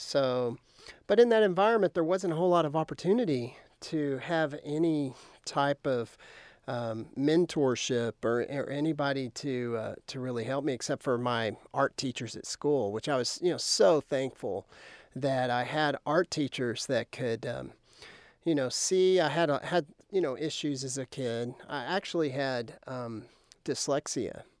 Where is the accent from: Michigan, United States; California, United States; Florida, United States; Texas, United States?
Texas, United States; Lubbock; I grew up outside of Lubbock towards